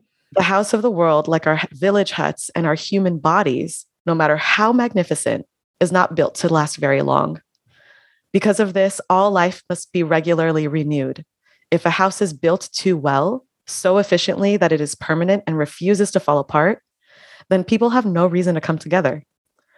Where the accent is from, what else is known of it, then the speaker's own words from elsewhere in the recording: United States; also born or lived in Panama; I was born and raised in the United States